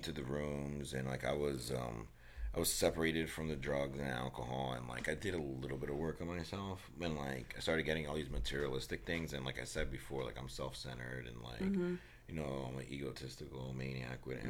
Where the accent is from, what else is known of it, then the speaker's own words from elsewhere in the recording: Newark, New Jersey, United States; where I grew up in Newark